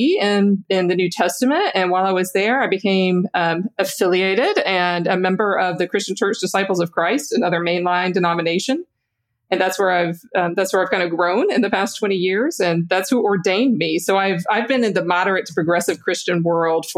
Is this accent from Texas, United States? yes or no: no; Louisiana, United States; I grew up mainline Protestant in the South, in Louisiana.